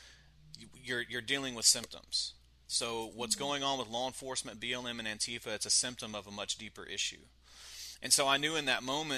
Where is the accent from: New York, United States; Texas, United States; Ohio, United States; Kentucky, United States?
Texas, United States; Brady; I'm initially from Brady, Texas